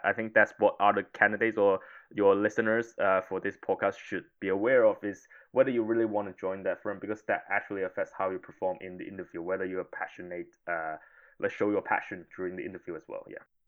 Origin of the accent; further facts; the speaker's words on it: Hong Kong; moved away as an adult; also born or lived in United Kingdom / Italy; I was originally from Hong Kong